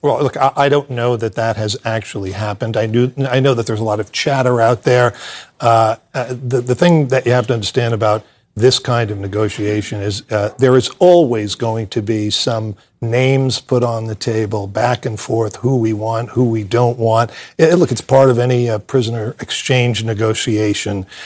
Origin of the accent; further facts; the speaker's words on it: United States; I am a patriotic American